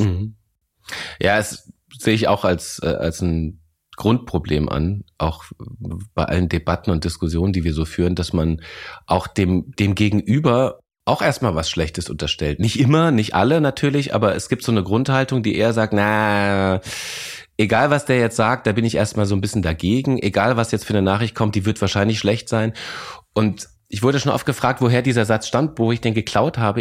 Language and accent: German; Lorsch, Hesse, Germany; also born or lived in Bavaria; now in Berlin, Germany; Ich bin in Lorsch groß geworden.